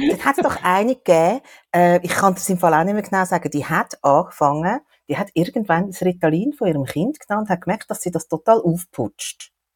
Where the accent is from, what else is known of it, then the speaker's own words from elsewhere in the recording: Switzerland; bei uns in der Schweiz